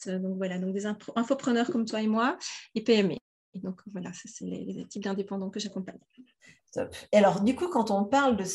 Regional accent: Wallonia, Belgium; je suis belge, hein, donc là, je vous parle du sud de la Belgique, d'où peut-être mon petit accent que vous

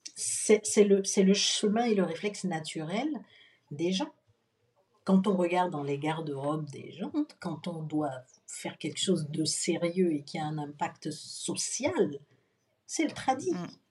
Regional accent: Benin; je suis béninois

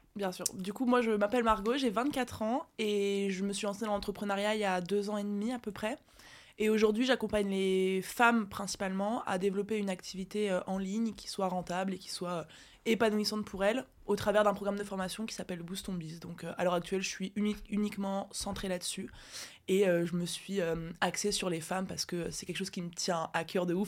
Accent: Briey, Grand Est, France; je suis née à Briey

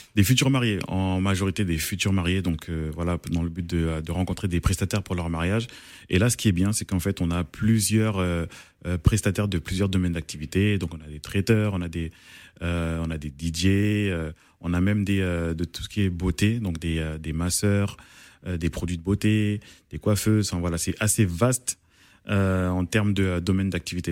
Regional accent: Paris, Île-de-France, France; je suis congolais d'origine congolaise, mais né à Paris

